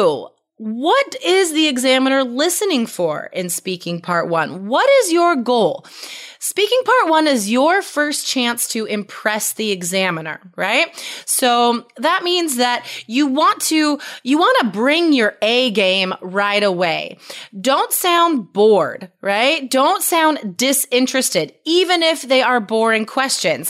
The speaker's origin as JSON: {"language": "English", "country": "United States", "lives_now": "Portland, United States", "said": "I'm an American or I live in Portland, Oregon"}